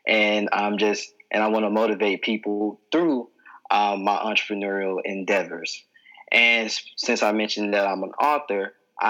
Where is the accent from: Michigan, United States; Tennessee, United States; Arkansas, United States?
Tennessee, United States; Memphis; moved away as an adult; now in Philadelphia, United States; I am originally from Memphis, Tennessee, but I've been living in Philadelphia for about 6 years